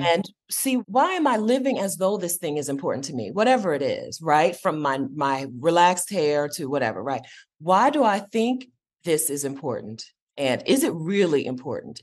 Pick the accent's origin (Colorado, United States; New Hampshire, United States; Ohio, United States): Ohio, United States; Westerville; growing up in Westerville, Ohio